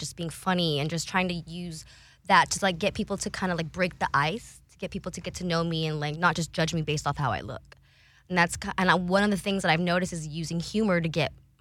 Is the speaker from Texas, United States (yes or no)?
yes; San Antonio, Texas, United States; I grew up in San Antonio, Texas